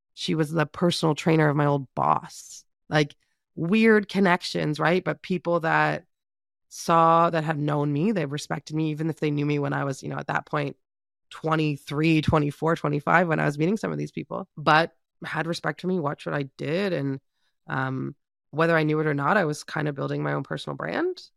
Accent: Canada; being Canadian

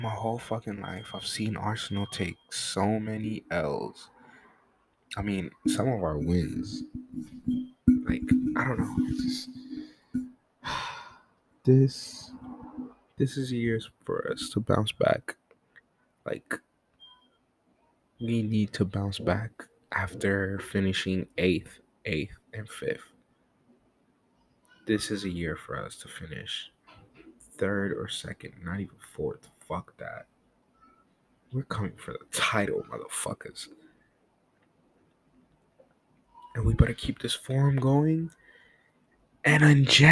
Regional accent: Ethiopia; I am from Ethiopia

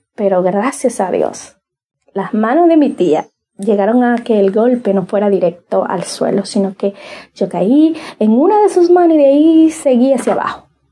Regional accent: Cibao, Dominican Republic; yo soy de República Dominicana y de la zona del Cibao

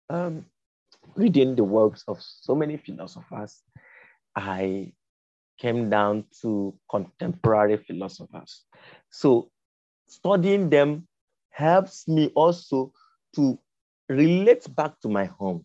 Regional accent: Isu, Abia, Nigeria; now in Lagos, Nigeria; I'm from Isu town, to be precise, Abisu village in Arujku local government of Abia State.

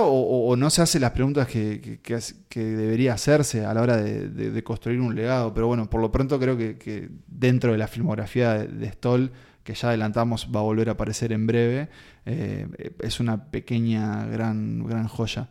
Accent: Uruguay

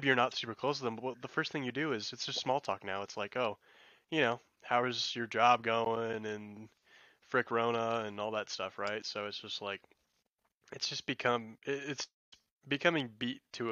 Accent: New Mexico, United States; I'm from New Mexico

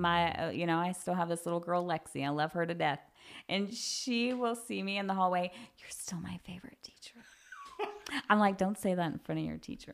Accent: Guthrie, United States; growing up here, I feel like that's I the reason why I never left. I love this town

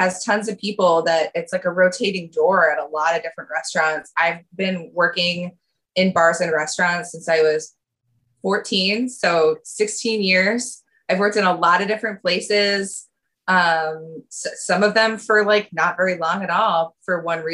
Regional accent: Durham, New Hampshire, United States; moved away as an adult; also born or lived in New York City; now in Providence, United States; I grew up in Durham, New Hampshire.

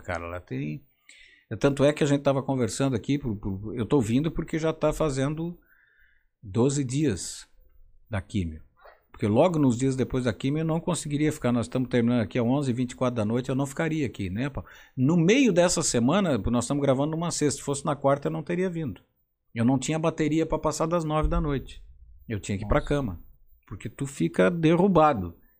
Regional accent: Forquilhinha, Santa Catarina, Brazil; moved away; lá de Forquilinha, minha conterrânea

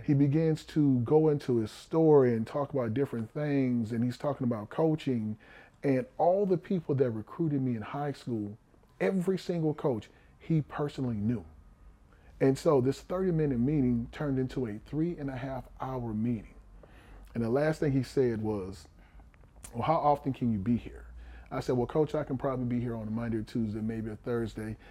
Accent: Houston, Texas, United States; I was born in Houston. I'm born in Fifth Ward on Chapman Street

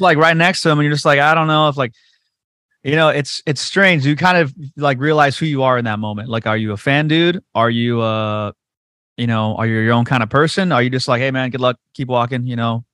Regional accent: Whittier, California, United States; Whittier's my hometown.

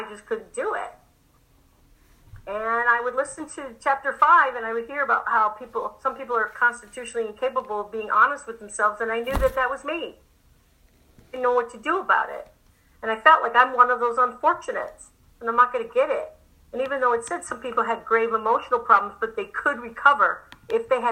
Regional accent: England, United Kingdom; moved away; I'm from England

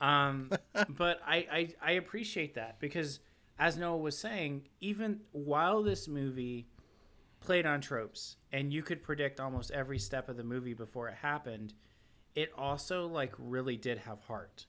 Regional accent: the South, United States; I'm from the South.

